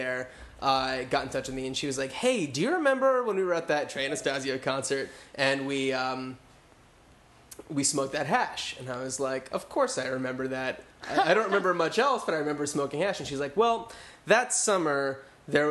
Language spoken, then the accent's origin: English; New Jersey, United States; moved away as an adult; also born or lived in Connecticut; I grew up in New Jersey.